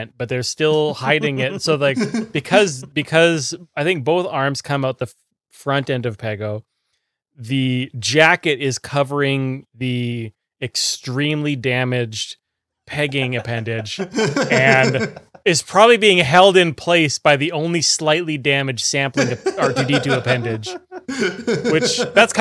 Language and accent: English; Canada; being Canadian